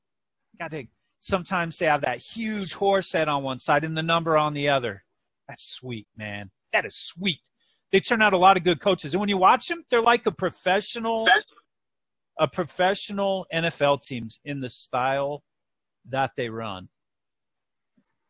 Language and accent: English; Laramie, Wyoming, United States; growing up in Laramie